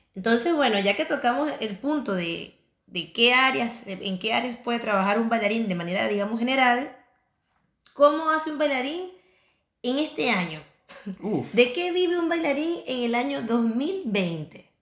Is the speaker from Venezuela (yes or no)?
yes; Venezuela; moved away as an adult; also born or lived in Chile; now in Barcelona, Spain; nosotros somos venezolanos